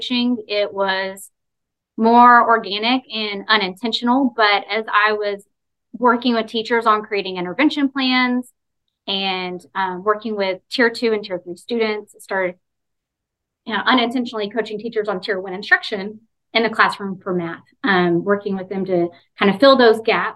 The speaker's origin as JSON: {"language": "English", "region": "East Texas", "country": "United States", "tie": "born or raised there", "moved": "as an adult", "lives_now": "Florida, United States", "said": "I grew up in East Texas"}